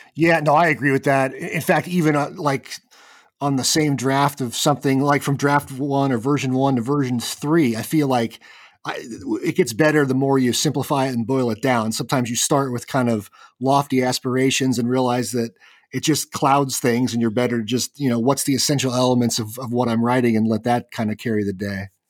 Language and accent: English; Kansas, United States; I grew up in Kansas